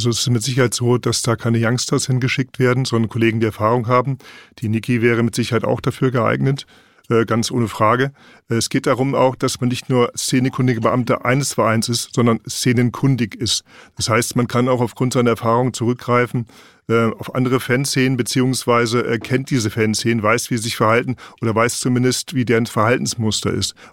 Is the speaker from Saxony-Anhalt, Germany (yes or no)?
no; Delmenhorst, Lower Saxony, Germany; Ja, Atlas Telmenhorst natürlich, wo ich herkomme.